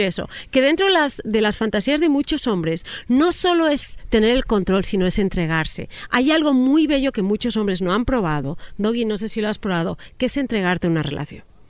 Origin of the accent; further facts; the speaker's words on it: Spain; now in Mexico; yo me considero mexiñola, o sea, saliendo del closet, yo ya cuando llego a España